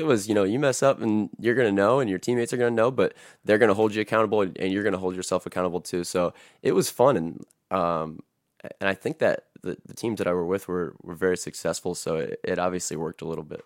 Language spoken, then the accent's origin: English; Napoleon, Ohio, United States; I grew up in Napoleon